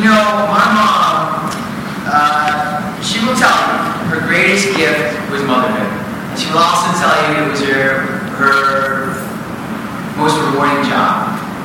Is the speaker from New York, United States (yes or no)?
yes; Buffalo, New York, United States; now in Los Angeles, United States; the house I grew up in Buffalo, New York